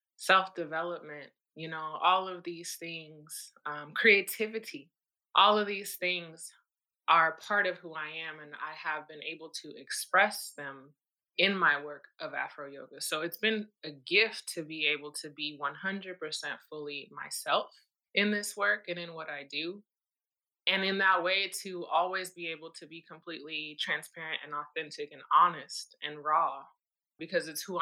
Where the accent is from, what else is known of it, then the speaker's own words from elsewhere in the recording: Madrid, Community of Madrid, Spain; And I grew up in Madrid, Spain, to a small nuclear family, like is very typically true for, you know, military families.